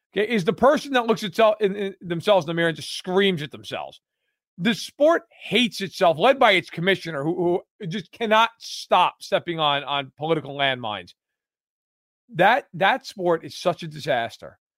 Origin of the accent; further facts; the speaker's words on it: New York, United States; moved away; I'm from New York